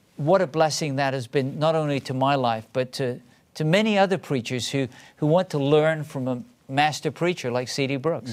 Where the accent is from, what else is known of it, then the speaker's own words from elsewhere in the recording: England, United Kingdom; first language English; moved away as an adult; now in United States; I grew up in a different country. I grew up in England.